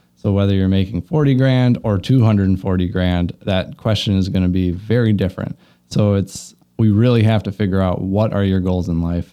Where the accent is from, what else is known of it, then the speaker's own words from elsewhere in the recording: Luverne, Minnesota, United States; moved away as an adult; also born or lived in Omaha, Nebraska; now in Milwaukee, United States; grew up in Laverne, Minnesota